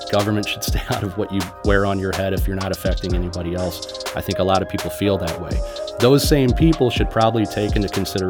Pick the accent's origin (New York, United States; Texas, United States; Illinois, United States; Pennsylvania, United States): Illinois, United States; moved away; I grew up in Illinois